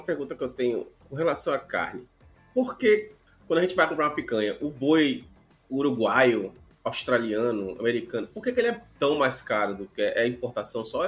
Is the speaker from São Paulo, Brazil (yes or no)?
no; Rio de Janeiro, Brazil; eu nasci no Rio de Janeiro